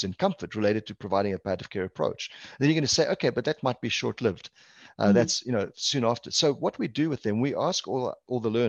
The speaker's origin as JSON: {"language": "English", "country": "South Africa", "tie": "born or raised there", "moved": "yes", "lives_now": "Canada", "said": "I'm actually Portuguese background, Portuguese culture, born and raised in South Africa, hence the accent"}